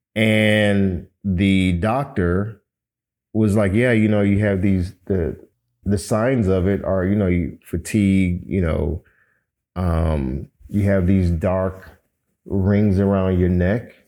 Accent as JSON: {"language": "English", "town": "Miami", "region": "Florida", "country": "United States"}